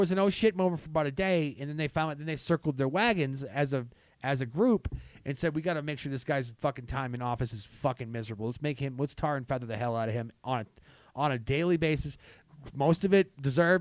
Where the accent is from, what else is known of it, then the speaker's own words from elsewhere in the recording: New England, United States; I'm from upstate. I'm from the New England